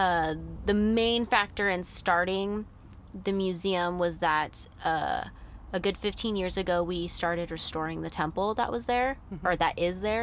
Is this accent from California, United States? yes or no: yes; Yuba City, California, United States; I am from a really small farm town in Northern California. And people think that San Francisco is Northern California. It's not Northern California. But it's about 3 hours north. So up past Sacramento. It's okay. Called Yuba City